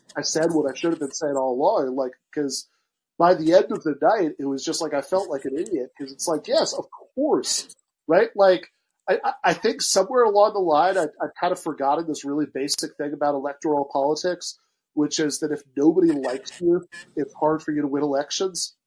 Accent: Michigan, United States; I'm from Michigan

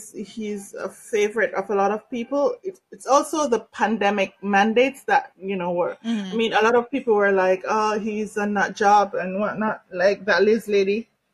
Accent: Canada; I'm Canadian, I'm also Jamaican.

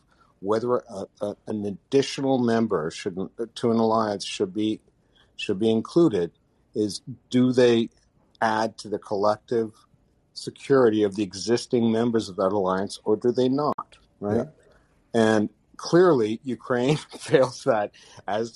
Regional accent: Canada; as a Canadian

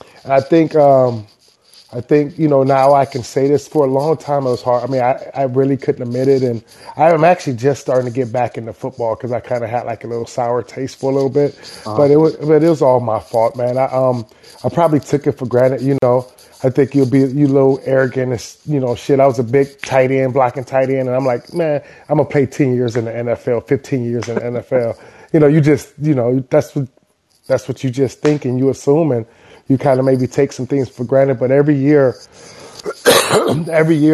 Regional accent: Cleveland, Ohio, United States; I'm from Cleveland

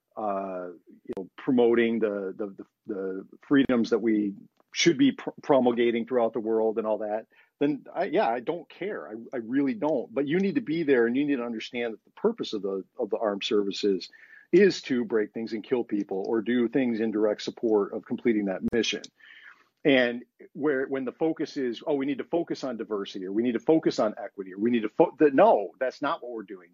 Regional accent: United States; being an American

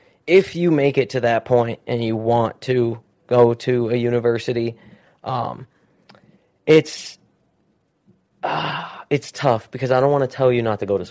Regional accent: Utah, United States; I grew up in Utah, so the Jazz was our team

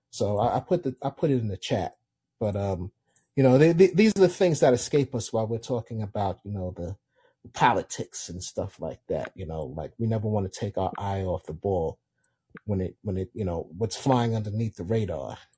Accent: Florida, United States; I'm from Florida.

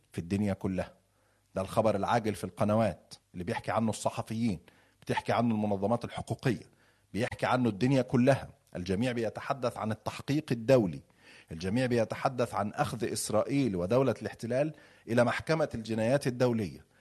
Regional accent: Egypt; أنا مصري

